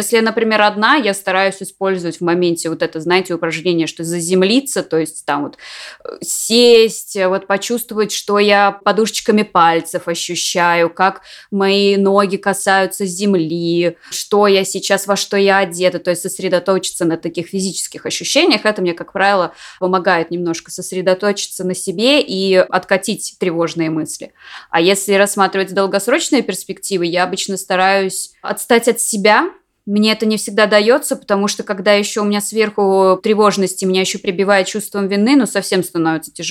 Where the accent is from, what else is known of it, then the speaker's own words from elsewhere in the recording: France; когда я улетала домой, я из Франции